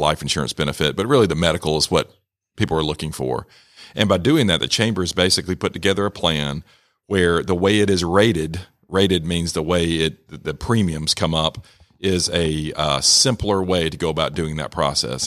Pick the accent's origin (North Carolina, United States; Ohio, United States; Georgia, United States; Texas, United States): Georgia, United States; Rome; my background, I grew up here in Rome, uh, went to Darlington, graduated from Darlington in nineteen ninety